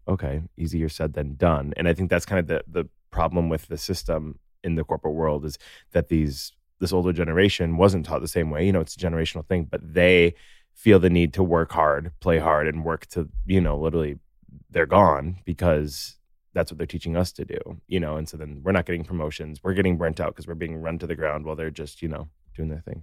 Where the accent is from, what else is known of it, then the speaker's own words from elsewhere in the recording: Naperville, Illinois, United States; I'm from Naperville